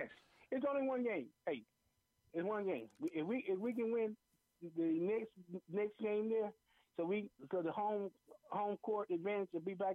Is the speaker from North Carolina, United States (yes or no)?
no; Florida, United States; I'm a Floridian